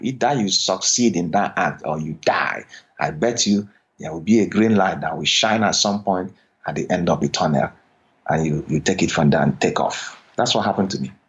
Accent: Nigeria; moved away as an adult; now in United States; growing up in Nigeria, I had always had the dream of coming to America

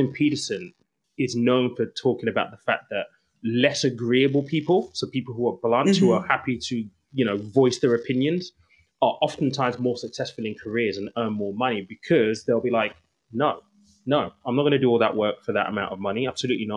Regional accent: England, United Kingdom; as English, British people

